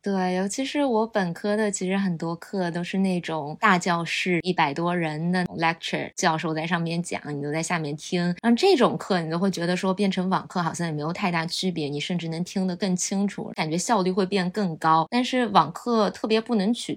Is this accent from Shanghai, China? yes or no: yes; Shanghai, China; accent: Shanghainese; 只有我一个人会说上海话